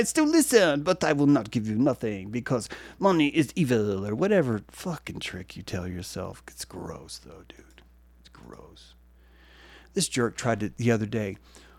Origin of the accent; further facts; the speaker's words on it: France; even though I am from France, I am speaking for everyone all around the world